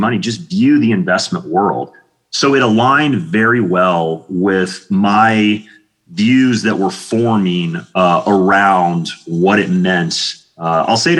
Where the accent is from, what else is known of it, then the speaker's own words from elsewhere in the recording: Kansas, United States; moved away as an adult; also born or lived in Atlanta, Georgia; now in Austin, United States; I grew up in Kansas and was there until I was 18